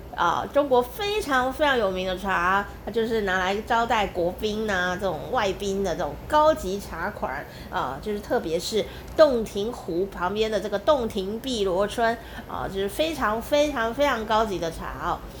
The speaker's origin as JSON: {"language": "Chinese", "town": "Taichung", "country": "Taiwan", "tie": "born or raised there", "said": "我家乡台中市，有一个地方也叫龙井"}